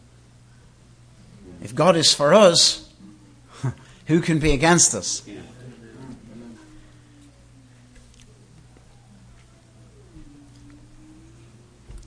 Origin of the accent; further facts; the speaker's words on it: United Kingdom; moved away; we have a queen where I come from. But imagine if I, as a British citizen